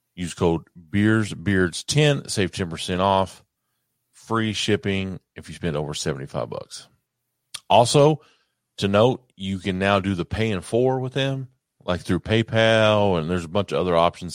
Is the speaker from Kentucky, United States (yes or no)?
yes; Kentucky, United States; I'm from Kentucky